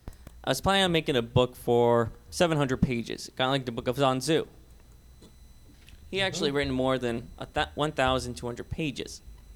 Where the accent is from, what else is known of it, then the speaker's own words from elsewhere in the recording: Hermosillo, Sonora, Mexico; moved away; Well, I'm actually from Sonora, Hermosillo.